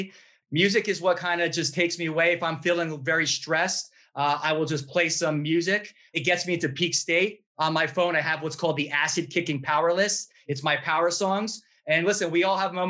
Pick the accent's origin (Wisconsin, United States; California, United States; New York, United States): New York, United States; I'm a New Yorker.